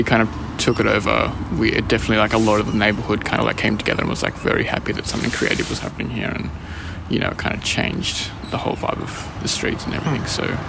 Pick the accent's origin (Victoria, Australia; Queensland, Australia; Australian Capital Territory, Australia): Australian Capital Territory, Australia; Canberra; now in Sydney, Australia; I started this with my friend Marcus. I'm printmaking background from Canberra and did art school in Canberra at ANU.